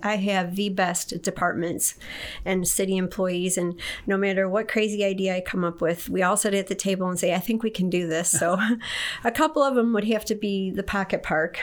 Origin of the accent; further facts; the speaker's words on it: Detroit, Michigan, United States; moved away as an adult; also born or lived in Okinawa; now in Kendallville, United States; I was originally from Detroit. I was born and raised there, and I left in 1979